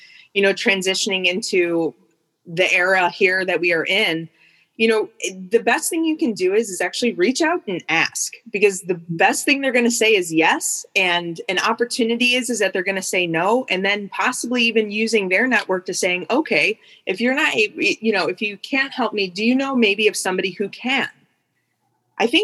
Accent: Cleveland, Ohio, United States; also born or lived in Athens, Ohio; where I'm from the Cleveland area

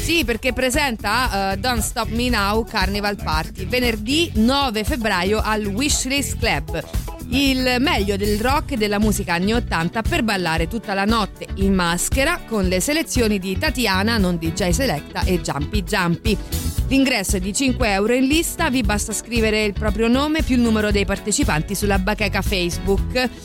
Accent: Rome, Lazio, Italy; io, che sono di Roma

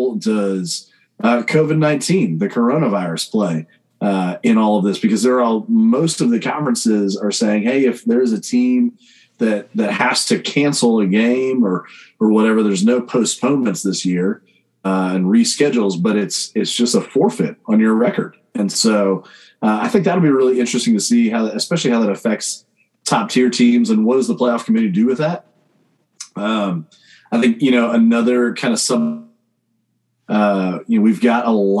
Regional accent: Ohio, United States; now in Charlotte, United States; me growing up in Ohio

